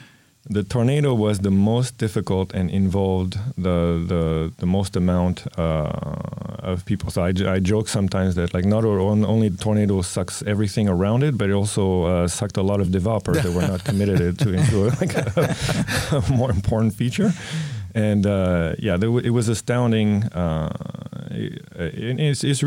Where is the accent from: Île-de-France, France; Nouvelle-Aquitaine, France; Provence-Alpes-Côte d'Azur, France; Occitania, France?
Île-de-France, France; Paris; moved away as an adult; also born or lived in New York City / Vancouver; in France, I grew up in Paris